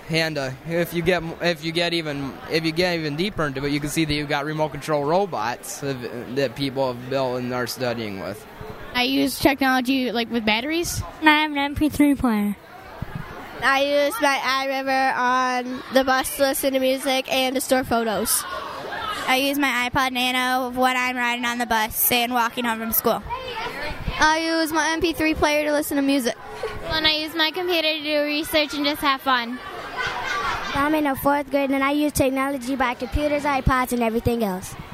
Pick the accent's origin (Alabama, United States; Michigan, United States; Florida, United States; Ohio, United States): Michigan, United States; Fruitport; Er, I'm from Fruitport and I have an iPod, I have a computer